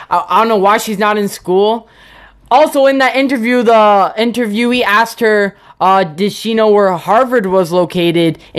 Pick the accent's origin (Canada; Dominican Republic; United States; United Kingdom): Canada; shaking my head because I'm from Canada, and that's just sad.